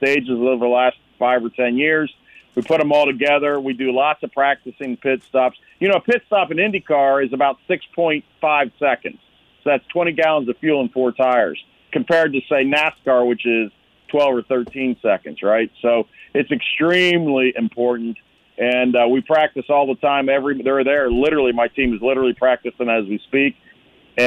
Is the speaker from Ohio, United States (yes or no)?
yes; Gahanna, Ohio, United States; I grew up in Gahanna on the east side of Columbus there